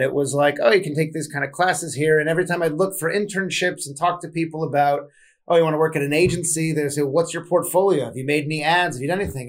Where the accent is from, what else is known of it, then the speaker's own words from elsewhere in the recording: Southern California, United States; I'm from Southern California originally. I grew up on West Coast hip hop